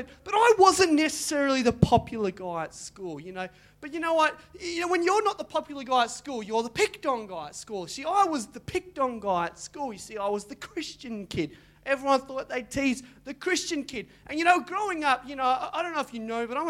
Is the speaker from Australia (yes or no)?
yes; Mandurah, Western Australia, Australia; I grew up in Mandurah